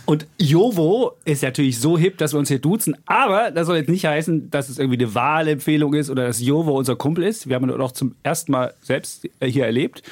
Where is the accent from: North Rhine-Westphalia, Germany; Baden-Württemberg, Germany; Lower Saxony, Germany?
North Rhine-Westphalia, Germany; Bonn; Ich bin damals in Bonn-Beul auf die Gesamtschule gegangen